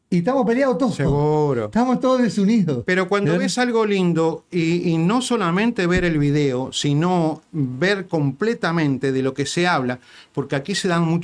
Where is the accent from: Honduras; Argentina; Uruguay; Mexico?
Uruguay; now in United States; Porque somos, no, los uruguayos.